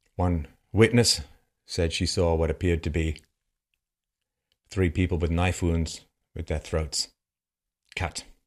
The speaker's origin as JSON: {"language": "English", "region": "London", "country": "United Kingdom", "tie": "born or raised there", "said": "I grew up in London"}